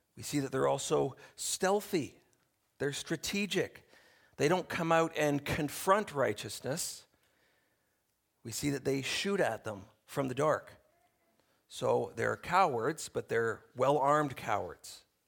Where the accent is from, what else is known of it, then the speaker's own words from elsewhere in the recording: Canada; we enjoy as Canadian citizens